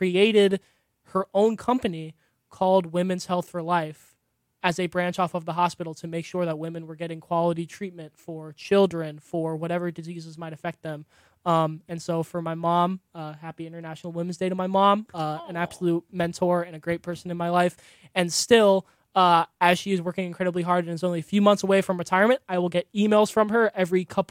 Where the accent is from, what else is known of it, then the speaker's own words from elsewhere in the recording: Lima, Ohio, United States; I grew up in Lima, Ohio